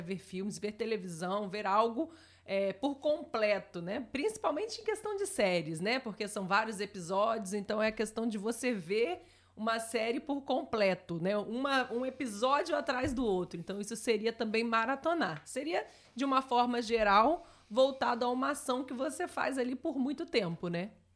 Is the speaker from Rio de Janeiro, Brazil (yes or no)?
yes; Barra Mansa, Rio de Janeiro, Brazil; a minha cidade, onde eu nasci, aparece um pouquinho Barra Mansa